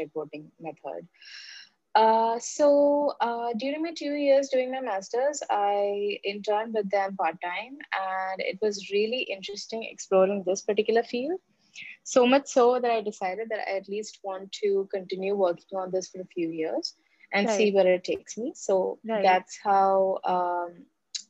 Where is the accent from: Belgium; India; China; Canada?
India; moved away as an adult; my home country